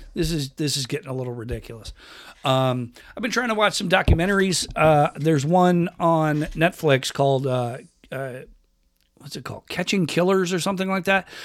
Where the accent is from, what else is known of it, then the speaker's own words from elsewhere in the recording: Rochester, New York, United States; moved away as an adult; also born or lived in California; I grew up in Rochester